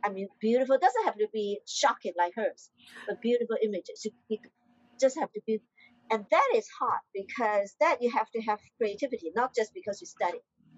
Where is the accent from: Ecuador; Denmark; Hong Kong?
Hong Kong; English is a second language; I'm a Chinese from Hong Kong.